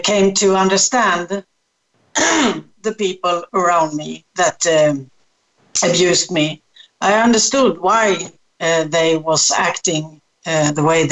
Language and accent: English; Sweden; now in Gran Canaria, Spain; I'm born in Sweden, so that's my strong connection to Sweden